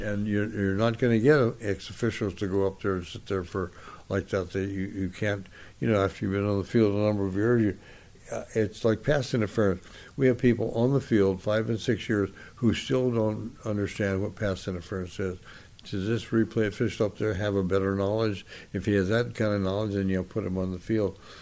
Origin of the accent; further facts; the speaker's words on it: San Gabriel, California, United States; I grew up in San Gabriel, just four or five miles from the Rose Bowl